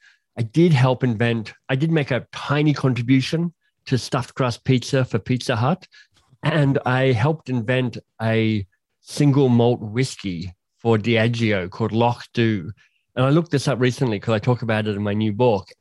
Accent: Canberra, Australian Capital Territory, Australia; moved away as an adult; I'm Australian by birth. I grew up in Canberra

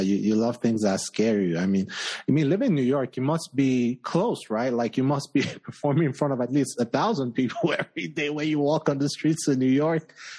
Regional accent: Nigeria; now in Colorado, United States; I'm from West Africa, right? Nigeria.

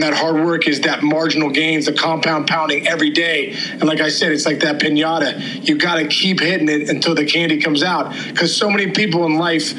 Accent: Upper St. Clair, Pennsylvania, United States; I grew up here in Upper St. Clair

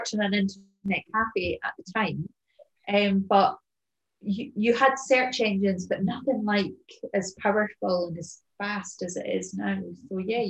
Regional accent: Edinburgh, Scotland, United Kingdom; moved away as an adult; also born or lived in Somerset / Wiltshire / France; now in Kintyre, United Kingdom; I've lived there for 40 odd years and it's my hometown

